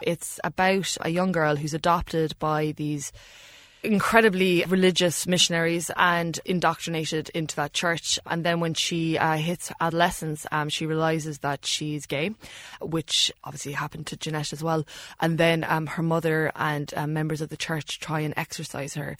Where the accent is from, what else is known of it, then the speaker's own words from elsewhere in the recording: Ireland; Growing up in Ireland